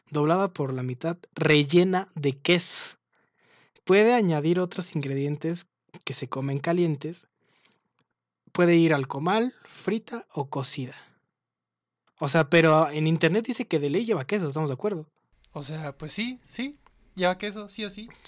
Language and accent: Spanish; Baja California, Mexico; No, es que yo vengo de Chinches Bravas, Baja California Norte.